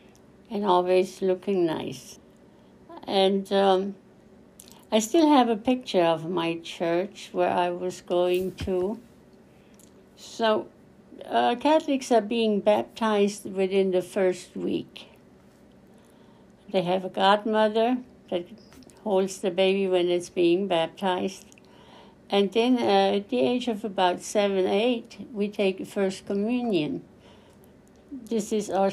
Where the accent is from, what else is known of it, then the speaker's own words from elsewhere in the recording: Germany; moved away as an adult; also born or lived in Sudetenland; now in Killeen, United States; I was born in Sudetenland, and then we moved to West Germany. From there, then I met my husband. In 1966, we came to Fort Hood, Killeen